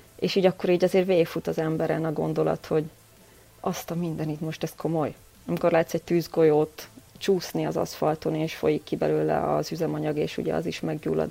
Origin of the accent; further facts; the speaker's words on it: Győr, Győr-Moson-Sopron, Hungary; moved away as an adult; now in Vienna, Austria; győri születésű vagyok